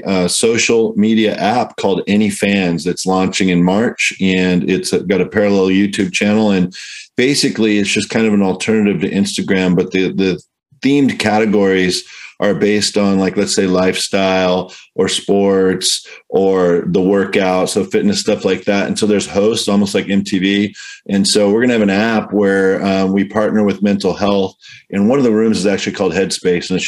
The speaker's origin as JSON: {"language": "English", "region": "Southern California", "country": "United States", "said": "I'm from Southern Cal. I'm kind of a Southern Cal guy through and through."}